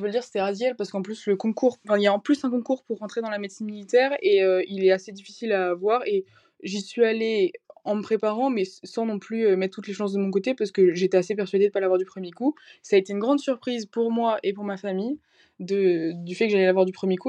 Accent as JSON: {"language": "French", "area": "near Valenciennes", "region": "Hauts-de-France", "country": "France", "moved": "as an adult", "lives_now": "Lyon, France", "said": "je viens du nord de la France près de, près de Valenciennes"}